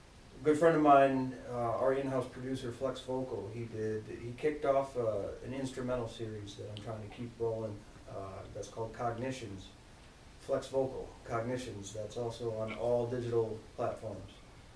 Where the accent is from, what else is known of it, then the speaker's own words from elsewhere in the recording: Michigan, United States; moved away; I'm from Michigan originally, various parts.